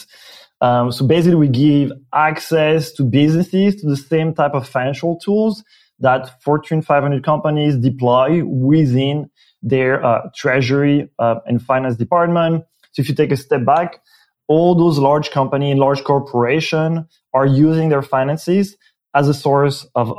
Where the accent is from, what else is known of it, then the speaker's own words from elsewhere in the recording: Belgium; accent: French-speaking Belgian; first language French; English is a second language; moved away as an adult; now in San Francisco, United States; I am originally from Belgium, French-speaking, and it's my my accent. Came to the U.S. For grad school